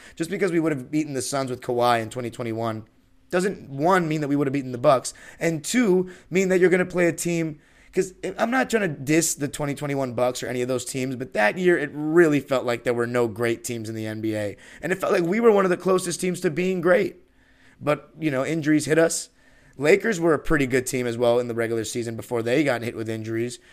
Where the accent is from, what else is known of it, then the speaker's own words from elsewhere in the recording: Los Angeles, California, United States; From Los Angeles, born and raised